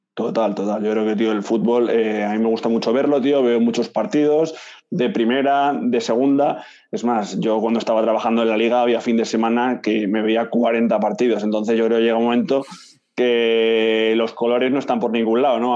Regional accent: Madrid, Community of Madrid, Spain; moved away as an adult; also born or lived in Barcelona; Yo soy de Madrid, yo soy de Madrid

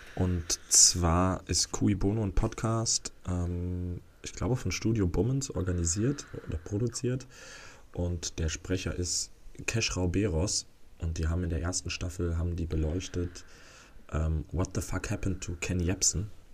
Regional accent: Netherlands; als Holländer hier

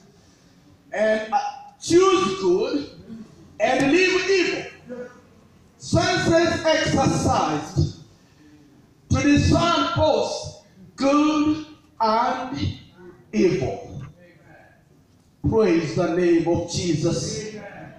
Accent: Tororo, Eastern Region, Uganda; I come from Tororo

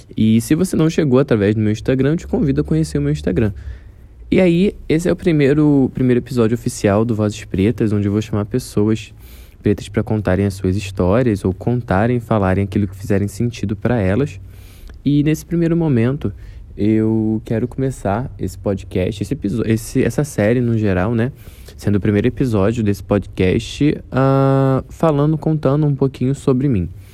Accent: Rio de Janeiro, Brazil; um jovem de 24 anos, morador da Zona Oeste do Rio de Janeiro

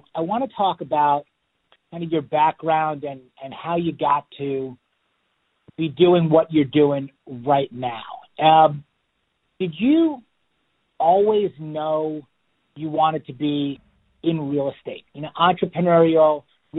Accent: North Shore of Long Island, New York, United States; where we grew up, and I was on the North Shore of Long Island

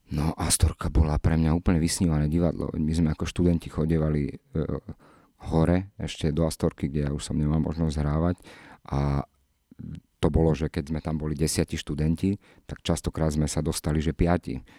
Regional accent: Nitrianske Hrnčiarovce, Nitra Region, Slovakia; also born or lived in Čifáre; ja som vyrastal v Čifároch najprv, odkiaľ mamina pochádza moja, potom sme sa presťahovali, e, do Hrnčiaroviec, kde som- do Nitrianských Hrnčiaroviec

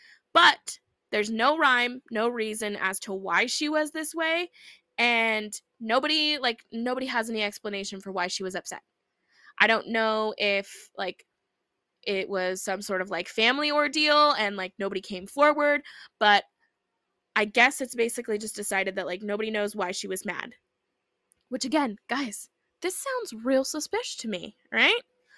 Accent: Minnesota, United States; Like, oh, you're from Minnesota? What? I'm from Minnesota.

